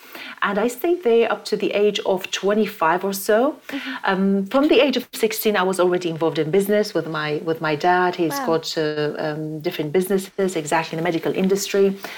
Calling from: London, United Kingdom; I'm in London right now.

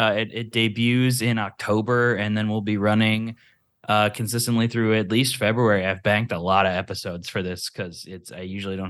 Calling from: Los Angeles, California, United States; Hi, hello. … I'm calling from Los Angeles.

